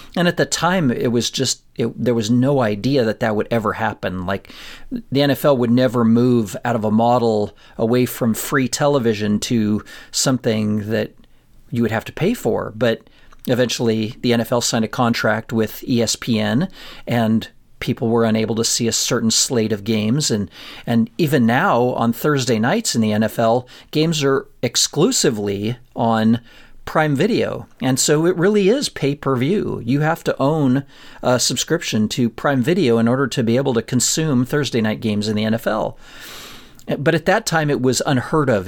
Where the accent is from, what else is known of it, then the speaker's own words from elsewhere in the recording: Colorado, United States; I grew up in Colorado, in a little town in Colorado